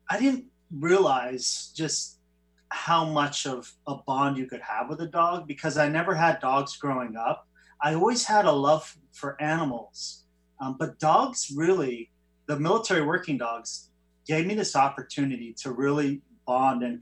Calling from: Huntington Beach, California, United States; Beach, Southern uh, California.

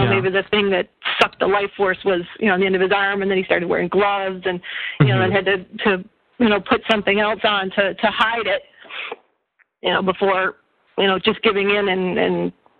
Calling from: Sarasota, Florida, United States; I'm calling from Sarasota, Florida.

